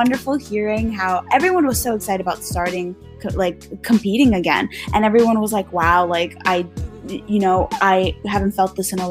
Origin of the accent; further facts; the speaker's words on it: Russia; first language Russian; English is a second language; I spoke Russian first before I spoke English. Yeah, I'm a Russian.